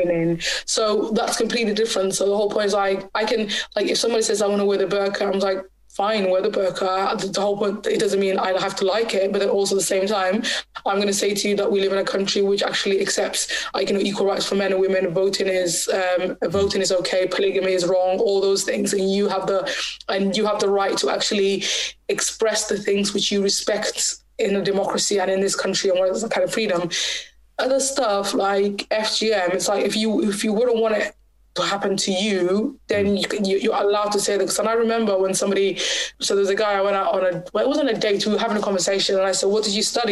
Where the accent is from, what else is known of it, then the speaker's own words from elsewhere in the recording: Bristol, South West England, United Kingdom; also born or lived in Somaliland; I was from Bristol